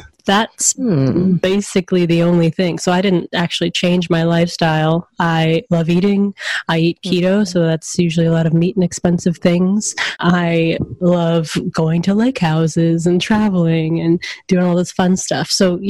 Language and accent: English; Atlanta, Georgia, United States; now in Seattle, United States; I grew up in Atlanta